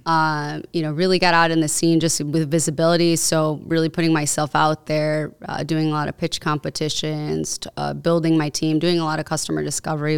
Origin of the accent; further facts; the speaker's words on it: Cicero, Illinois, United States; I grew up in Cicero